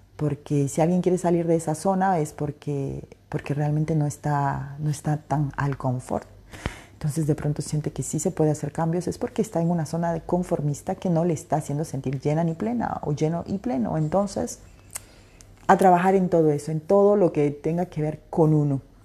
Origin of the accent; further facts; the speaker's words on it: Peru; Soy peruana